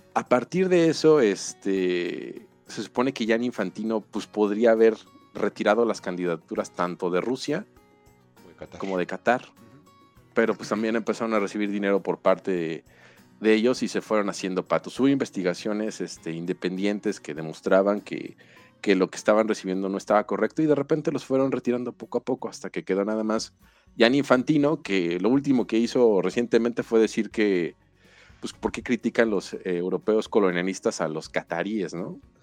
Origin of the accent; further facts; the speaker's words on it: Mexico; en México